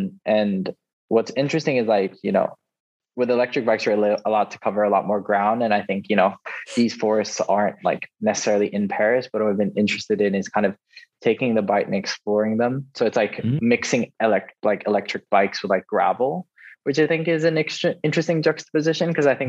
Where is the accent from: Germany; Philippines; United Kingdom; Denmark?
Philippines; born there; And so I was born in the Philippines and we have like a bunch of different beaches.